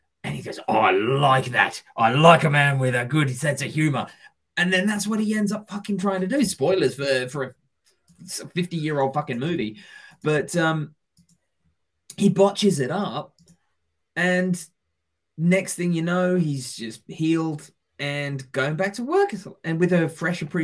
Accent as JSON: {"language": "English", "region": "England", "country": "United Kingdom"}